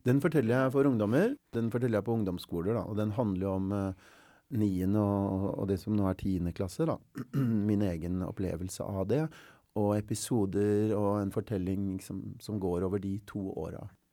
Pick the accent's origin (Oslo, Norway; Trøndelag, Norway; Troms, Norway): Oslo, Norway; jeg er fra Stovner og har vokst opp